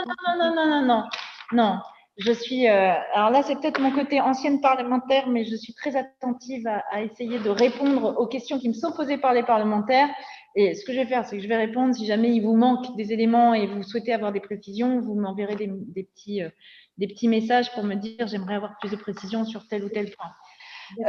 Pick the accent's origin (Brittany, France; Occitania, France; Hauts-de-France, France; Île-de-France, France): Hauts-de-France, France; Nord-Pas-de-Calais mining basin; also born or lived in Somme; Moi, je viens du bassin minier du Nord-Pas-de-Calais.